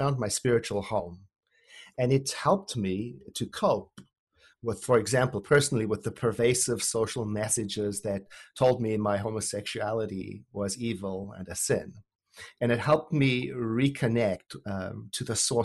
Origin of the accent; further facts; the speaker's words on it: Johannesburg, Gauteng, South Africa; I was born and raised in Johannesburg, South Africa, during the apartheid era